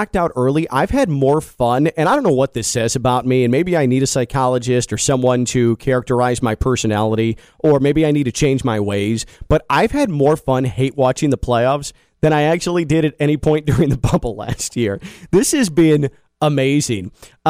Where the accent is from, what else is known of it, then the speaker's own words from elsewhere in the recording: Chicago, Illinois, United States; Growing up in Chicago